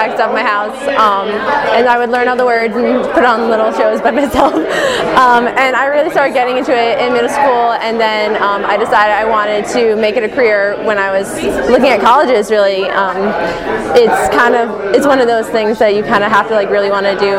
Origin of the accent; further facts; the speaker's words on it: Edison, New Jersey, United States; also born or lived in New York City; I'm from Edison, New Jersey, but I go to school at Marymount Manhattan College in New York